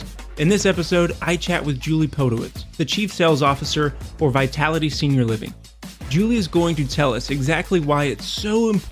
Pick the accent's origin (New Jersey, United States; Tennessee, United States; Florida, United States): Tennessee, United States; Murfreesboro; I grew up in Murfreesboro